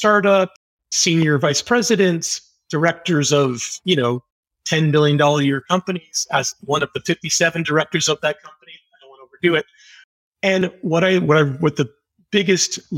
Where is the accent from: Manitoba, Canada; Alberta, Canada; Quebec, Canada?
Quebec, Canada; Montreal; now in Toronto, Canada; I'm an English Canadian, born in the great city of Montreal